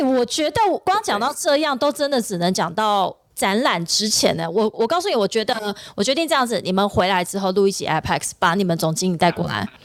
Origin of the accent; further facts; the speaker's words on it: Taiwan; 或者是我们台湾人飞过去的话，